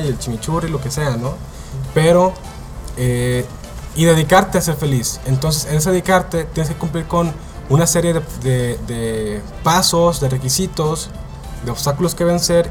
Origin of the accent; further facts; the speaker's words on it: Mexicali, Baja California, Mexico; somos un par de familias de Baja California, eh, por ejemplo yo crecí en Mexicali, somos amigos de Mexicali